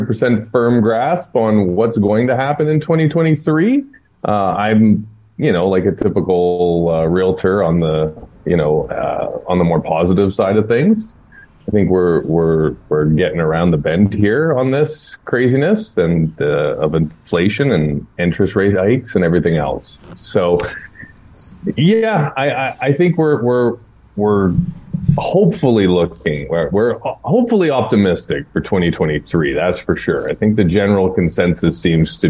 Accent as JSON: {"language": "English", "town": "Ottawa", "region": "Ontario", "country": "Canada", "also_born_or_lived": "Niagara region", "moved": "yes", "said": "Got my parents coming down from Ottawa. I'm from Ottawa originally."}